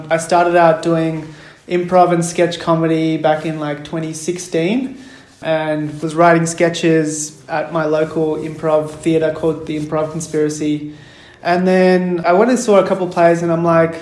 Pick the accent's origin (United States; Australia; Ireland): Australia; Melbourne, Victoria; I'm a playwright from Melbourne. I grew up in Melbourne. I'm Sri Lankan Tamil